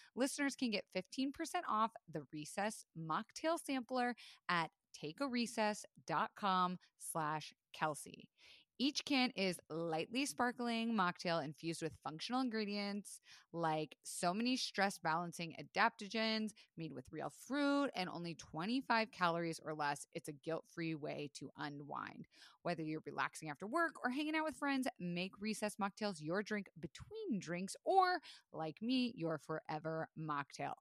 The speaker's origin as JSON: {"language": "English", "region": "Florida", "country": "United States", "tie": "born or raised there", "said": "I was raised in Florida"}